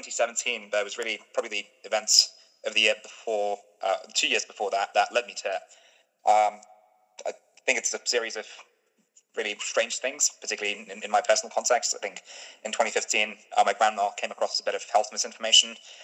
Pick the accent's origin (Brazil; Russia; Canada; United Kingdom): United Kingdom; Stone, West Midlands; also born or lived in Cambridge; My hometown in the UK is Stone, the highest Brexit voting town in the UK, and where I was at the time was Cambridge, was the highest Remain voting town in the UK.